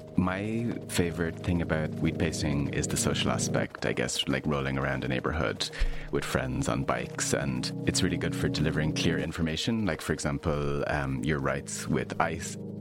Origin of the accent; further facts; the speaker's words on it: Ireland; I'm an Irish artist and lapsed architect.